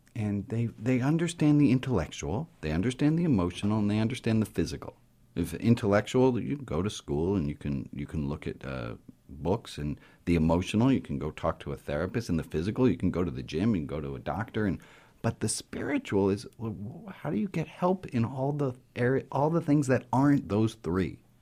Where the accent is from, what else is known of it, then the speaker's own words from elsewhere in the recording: New York City, New York, United States; I grew up in New York City to a v, a progressive, liberal Jewish family.